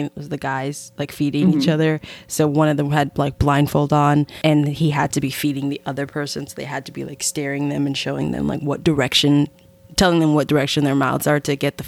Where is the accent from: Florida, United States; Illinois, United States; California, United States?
Illinois, United States; Chicago; also born or lived in Jamaica; I'm from Chicago and I'm Jamaican